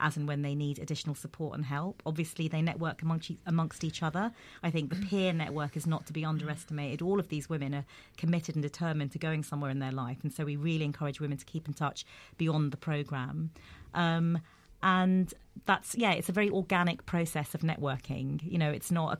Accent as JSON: {"language": "English", "region": "London", "country": "United Kingdom", "tie": "born or raised there", "said": "growing up in Peckham"}